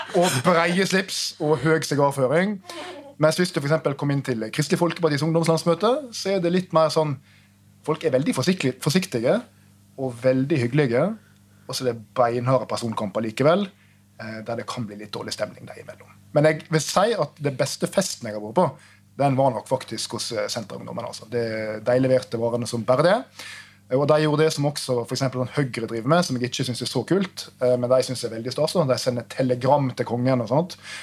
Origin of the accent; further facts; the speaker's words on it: Trondheim, Trøndelag, Norway; jeg som trondhjemmer